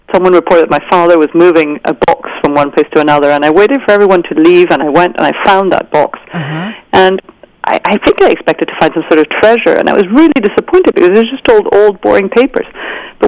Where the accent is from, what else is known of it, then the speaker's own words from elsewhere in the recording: Venezuela; I grew up in Venezuela.